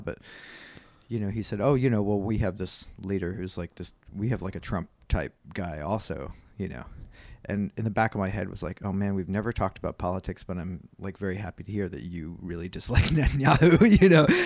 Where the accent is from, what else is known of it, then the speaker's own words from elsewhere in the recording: New York, United States; I'm from New York and not, I'm from the United States